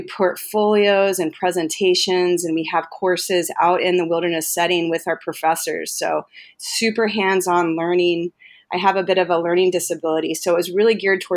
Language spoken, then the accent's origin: English; Maui, Hawaii, United States; also born or lived in Arkansas / San Luis Obispo, California; I was raised here on Maui.